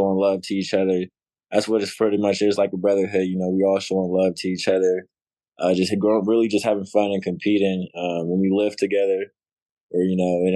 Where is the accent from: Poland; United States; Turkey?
United States; Phoenix, Arizona; now in Milwaukee, United States; I'm from Phoenix.